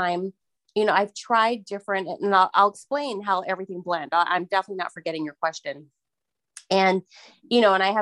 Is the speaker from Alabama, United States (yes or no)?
no; Miami, Florida, United States; moved away; I'm from Miami, Florida originally